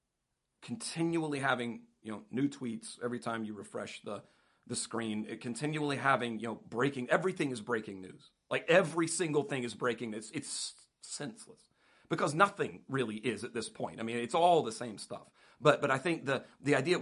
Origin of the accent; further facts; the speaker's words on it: United States; as an American